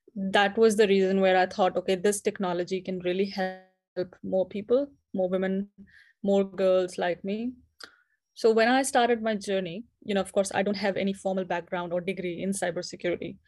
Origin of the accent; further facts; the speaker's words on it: India; moved away as an adult; now in New Zealand; I'm currently based in New Zealand, but I'm originally from India.